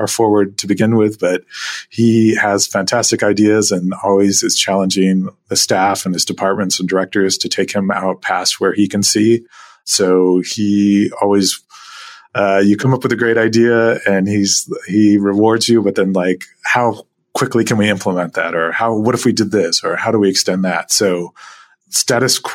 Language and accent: English; Anchorage, Alaska, United States; also born or lived in Fairbanks, Alaska; I was born in Fairbanks, Alaska, and have lived in Anchorage most of my life